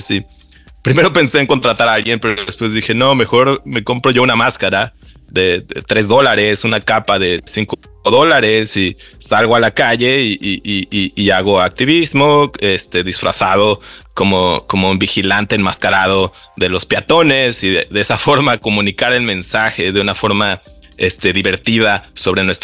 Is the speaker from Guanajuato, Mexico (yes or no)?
no; Mexico City, Mexico; yo eh, creciendo en la Ciudad de México siempre tomaba el transporte público para ir al béisbol, para ver a los amigos, para ir a ver a la familia, para ir a la escuela.